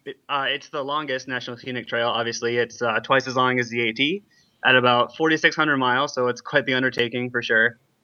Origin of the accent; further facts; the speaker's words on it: Minnesota, United States; Then you got Minnesota, which is my home state.